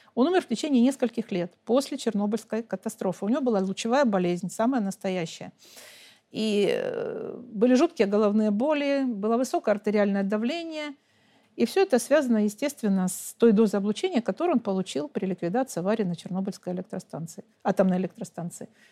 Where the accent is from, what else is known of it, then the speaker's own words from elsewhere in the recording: Donetsk, Donetsk Oblast, Ukraine; я сама украинка – выросла, родилась там, выросла там, образование получила, и семью, и все, и всю жизнь там прожила